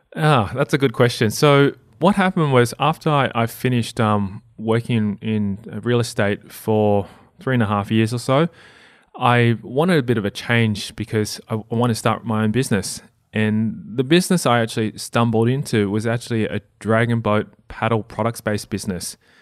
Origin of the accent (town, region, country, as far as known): Australia; English is a second language